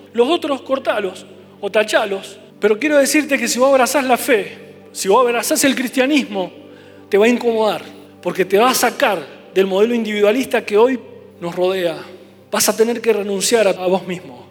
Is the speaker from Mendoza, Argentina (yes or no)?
yes; Mendoza, Argentina; como mendocinos